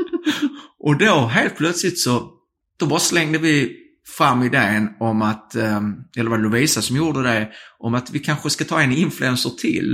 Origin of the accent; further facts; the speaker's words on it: Skåne, Sweden; accent: bred skånska (broad Scanian); om jag pratar bred skånska